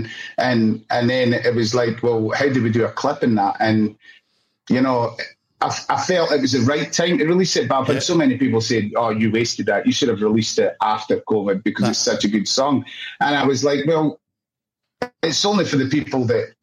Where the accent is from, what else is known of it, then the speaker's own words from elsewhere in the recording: Scotland, United Kingdom; now in Australia; I'm Scottish